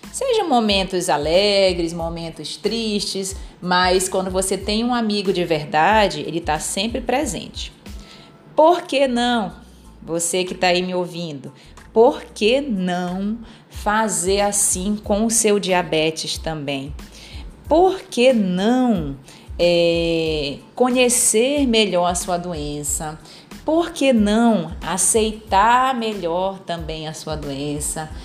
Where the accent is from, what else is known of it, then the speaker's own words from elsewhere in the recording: Pará, Brazil; Eu sou paraense, então sou da terra do açaí